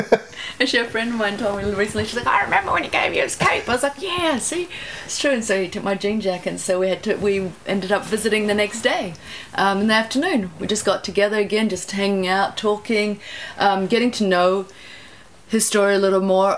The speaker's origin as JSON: {"language": "English", "region": "Wellington", "country": "New Zealand", "tie": "born or raised there", "said": "I grew up in Plymouth or Mana, and then we moved to Hataitai"}